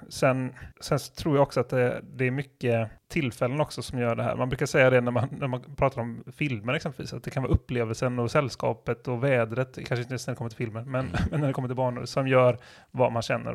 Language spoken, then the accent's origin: Swedish; southern Sweden, Sweden; vi är från södra Sverige